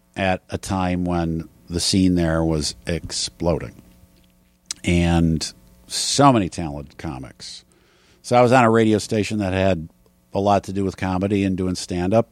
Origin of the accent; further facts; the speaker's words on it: Wisconsin, United States; moved away; I grew up in Wisconsin